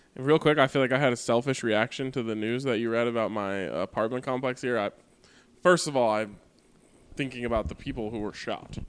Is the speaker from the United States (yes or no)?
yes; United States; as an American